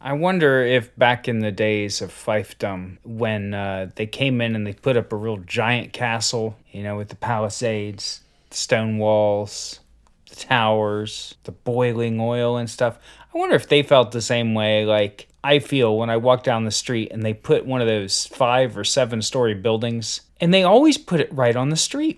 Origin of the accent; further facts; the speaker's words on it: Ohio, United States; I grew up in Ohio